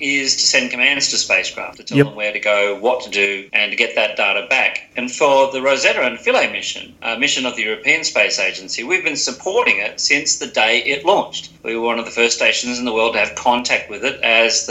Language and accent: English; Sutherland, New South Wales, Australia; I was born in 1961 in Sutherland, up in New South Wales, near Sydney. So I'm a Shire boy from that area